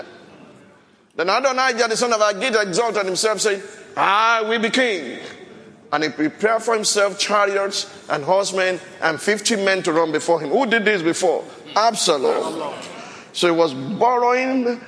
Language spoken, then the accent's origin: English; Nigeria; Shodeke, where I came from.